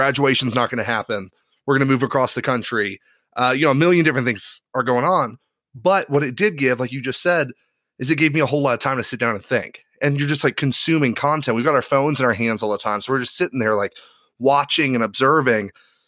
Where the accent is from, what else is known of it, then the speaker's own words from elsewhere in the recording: Ireland; Given I grew up in Ireland.